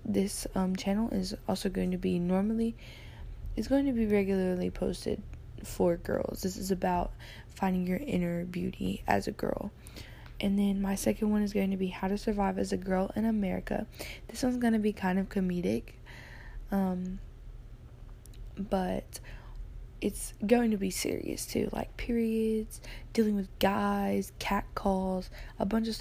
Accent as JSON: {"language": "English", "region": "Alabama", "country": "United States", "tie": "born or raised there", "said": "I am born and raised in Alabama. I currently live in Alabama."}